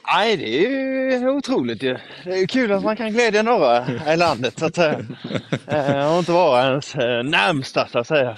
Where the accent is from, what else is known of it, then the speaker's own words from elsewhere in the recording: Karlskrona, Blekinge, Sweden; also born or lived in Hällevik; nu under uppehållet så var jag i Karlskrona, min hemstad.